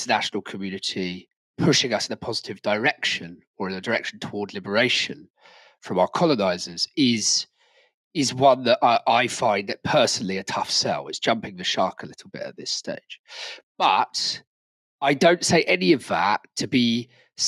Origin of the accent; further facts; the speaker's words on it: Brighton, South East England, United Kingdom; in my hometown, Brighton